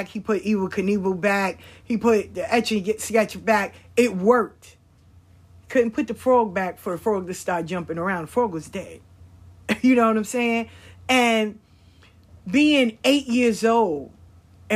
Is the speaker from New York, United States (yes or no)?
yes; New York, United States; we grew up in New York.